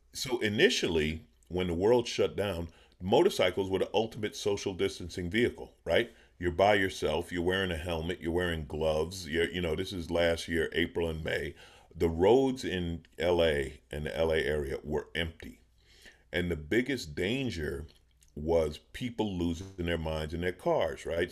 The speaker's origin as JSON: {"language": "English", "town": "New York City", "region": "New York", "country": "United States", "tie": "born or raised there", "moved": "yes", "lives_now": "California, United States", "said": "I grew up in New York, in Queens, in New York City"}